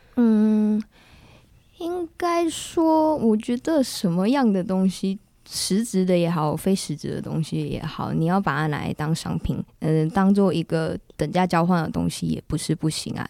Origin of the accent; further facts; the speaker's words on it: Kaohsiung, Taiwan; now in Taipei, Taiwan; 因为我是高雄人